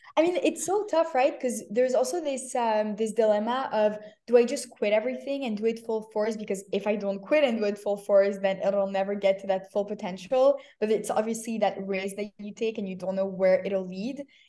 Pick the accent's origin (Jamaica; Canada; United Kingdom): Canada; moved away as an adult; also born or lived in Paris, France / Tel Aviv, Israel / New York, United States; I was born in Paris, grew up in Canada